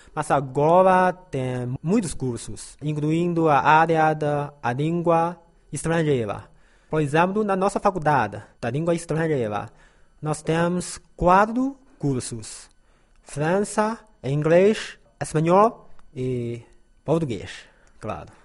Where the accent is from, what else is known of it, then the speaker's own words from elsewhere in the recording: Taiyuan, Shanxi, China; Portuguese is a second language; moved away as an adult; now in Lanzhou, China; Eu vou trabalhar no governo, como funcionário público, na minha terra natal, claro. A província de Shanxi, ah, na cidade de Taiyuan